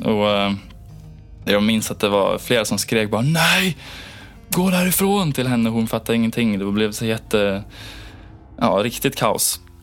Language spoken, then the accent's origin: Swedish; Gothenburg, Västra Götaland, Sweden; also born or lived in Onsala, Kungsbacka; Jag kommer från Göteborg ursprungligen